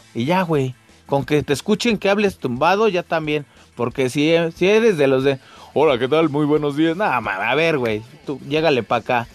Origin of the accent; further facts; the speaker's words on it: Mexico City, Mexico; yo soy de, Ciudad de México eh, y bueno, acá en Ciudad de México